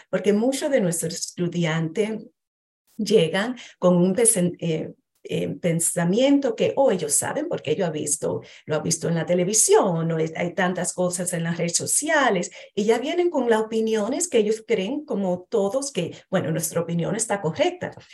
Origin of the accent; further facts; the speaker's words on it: New York, United States; yo nací en este país, eh, soy primer generación dominicana, nací, me crié en Nueva York